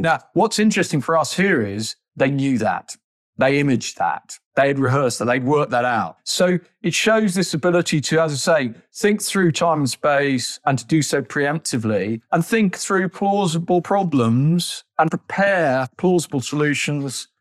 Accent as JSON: {"language": "English", "country": "United Kingdom", "said": "as British people"}